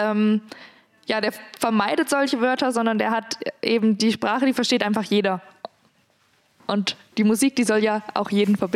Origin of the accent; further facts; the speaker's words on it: Rhön, Germany; accent: Rhöner Platt; Das Rönerblatt liegt mir Dank. da schon eher.